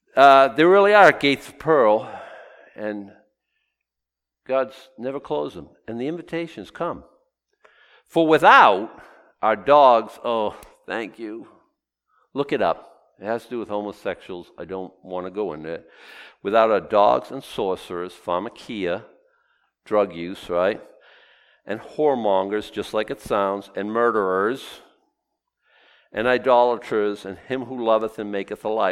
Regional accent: Boston, Massachusetts, United States; the eight year old boy growing up in Boston

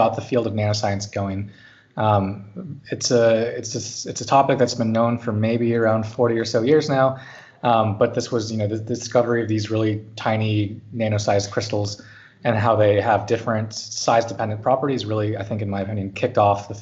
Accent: California, United States; moved away as an adult; now in Zurich, Switzerland; I grew up in California

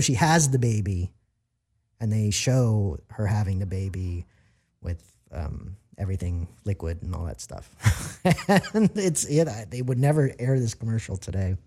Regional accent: Maryland, United States; moved away as an adult; also born or lived in Virginia / Washington, D.C.; now in Los Angeles, United States; I'm from Maryland, um, Virginia area, D C.

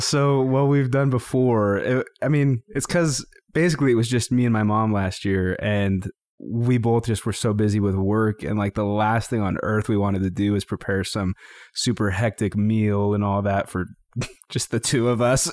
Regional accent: Greeley, Colorado, United States; I grew up in Greeley, Colorado

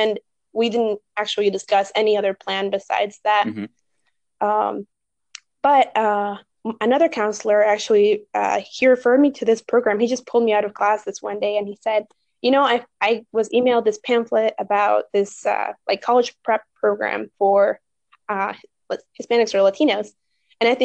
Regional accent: Northern Virginia, United States; moved away as an adult; also born or lived in Chicago; I grew up in Virginia, in the northern part of Virginia

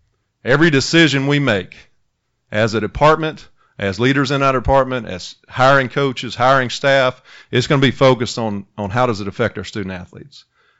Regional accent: Holcomb, Mississippi, United States; moved away as an adult; I'm born in Holcomb, Mississippi, a town of about 800 in North Mississippi.

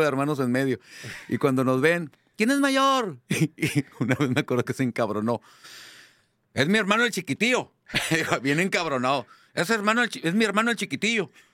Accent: Monterrey, Nuevo León, Mexico; Yo soy aquel comediante regiomontano de 200 kilos con cara de niño

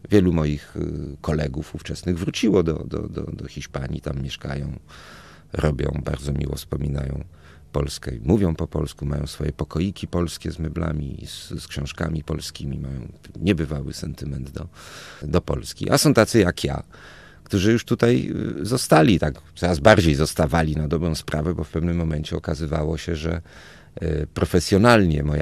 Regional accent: Toulouse, Occitania, France; born there; Tam się poznali, pobrali i ja urodziłem się już we Francji, w, w cudownym, dziwnym, bardzo hiszpańskim, francuskim mieście Toulouse.

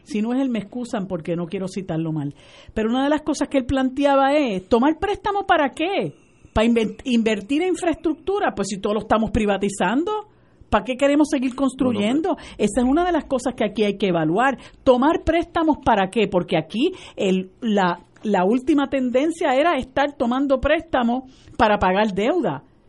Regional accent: Puerto Rico; mi pueblo de Puerto Rico

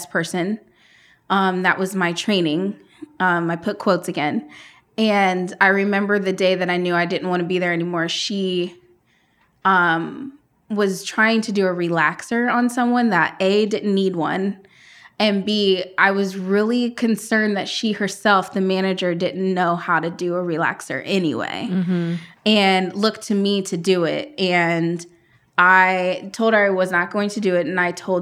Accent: Columbus, Ohio, United States; also born or lived in Phoenix, Arizona; That's where I was born. I was raised here in Columbus.

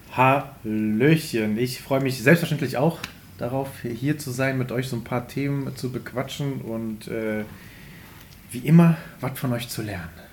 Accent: Wermelskirchen, North Rhine-Westphalia, Germany; now in Remscheid, Germany; irgendwo in den Wermelskirchen

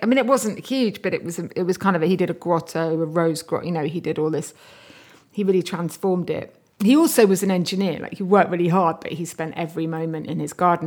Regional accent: Bath, South West England, United Kingdom; I grew up in Bath and near Bath, actually, in Somerset, near, actually just outside Bruton

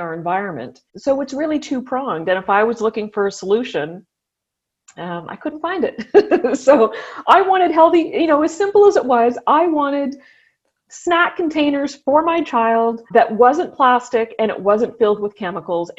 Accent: Ottawa, Ontario, Canada; I grew up here in Ottawa

